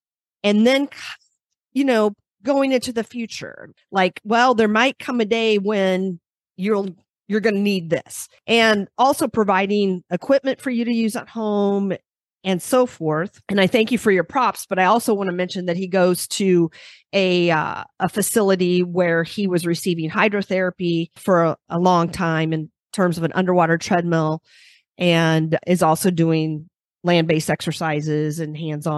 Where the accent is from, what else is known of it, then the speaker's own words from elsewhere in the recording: Iowa, United States; I'm from Iowa